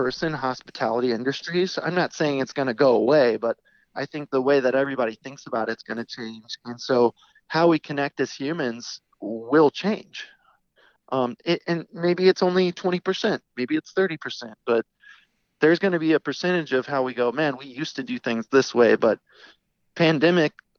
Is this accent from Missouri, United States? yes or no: yes; St. Louis, Missouri, United States; we are people from St. Louis